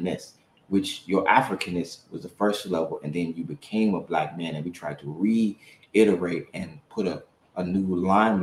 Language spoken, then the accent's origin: English; Chicago, Illinois, United States; as a Chicagoan